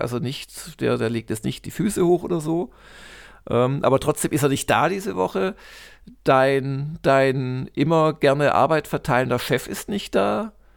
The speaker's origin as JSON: {"language": "German", "region": "Baden-Württemberg", "country": "Germany", "tie": "born or raised there", "said": "Gymnasium äh, aus, also aus, aus Baden-Württemberg, war das so ein Programmpunkt in der 9. Klasse"}